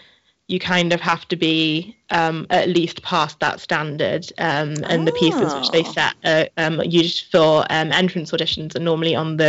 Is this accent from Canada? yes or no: no; the north of England, United Kingdom; moved away as an adult; now in London, United Kingdom; And I am currently from North England, and I came down to London to study here.